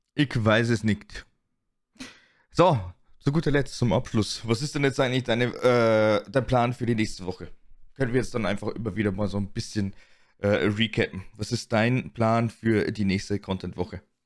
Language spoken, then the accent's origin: German; Germany; bei uns in Deutschland